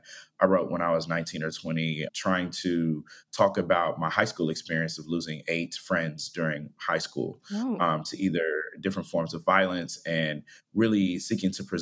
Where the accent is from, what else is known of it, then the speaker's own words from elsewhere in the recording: Cleveland Heights, Ohio, United States; I grew up in Cleveland Heights, Ohio